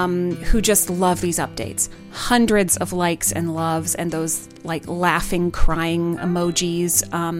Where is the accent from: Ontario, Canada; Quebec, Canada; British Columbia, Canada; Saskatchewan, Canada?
Ontario, Canada; Muskoka; I grew up in Muskoka.